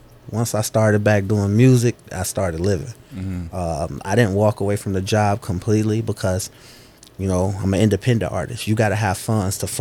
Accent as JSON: {"language": "English", "town": "Chicago", "region": "Illinois", "country": "United States", "tie": "born or raised there", "said": "south side of Chicago, born and raised"}